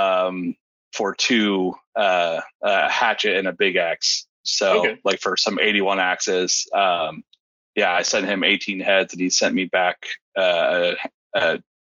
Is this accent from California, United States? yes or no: no; Austin, Texas, United States; also born or lived in Columbus, Texas; So born and raised in Austin, Texas. Basically lived here my entire life, minus 2 years living in Columbus, Texas